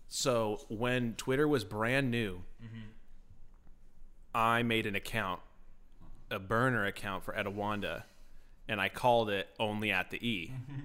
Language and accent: English; San Dimas, California, United States; born there; To answer your question, I was born in San Dimas, California.